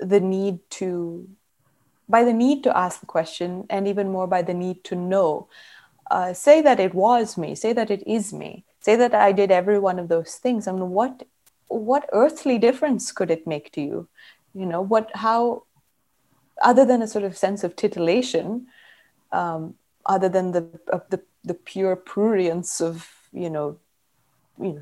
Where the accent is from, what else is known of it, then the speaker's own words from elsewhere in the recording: Karnataka, India; I grew up in Karnataka